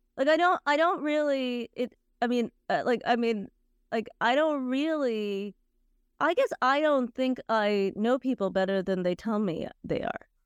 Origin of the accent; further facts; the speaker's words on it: United States; I grew up in the States, and I grew up in a fairly vibrant Indian community.